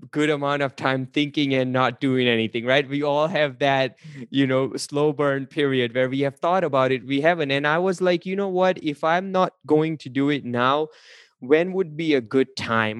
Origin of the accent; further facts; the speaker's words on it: India; English is a second language; moved away; originally, I'm an immigrant from India. I came here. I was not speaking a word of English